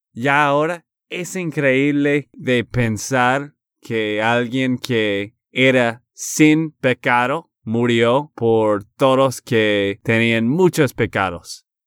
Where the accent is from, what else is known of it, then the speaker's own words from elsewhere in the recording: Texas, United States; de Texas, Estados Unidos